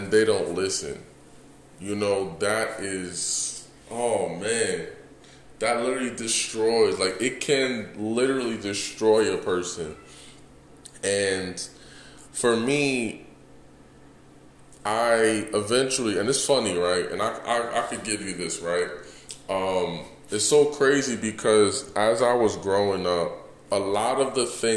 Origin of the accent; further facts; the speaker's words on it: New York City, New York, United States; also born or lived in Houston; now in Las Vegas, United States; Born and raised in Bronx, New York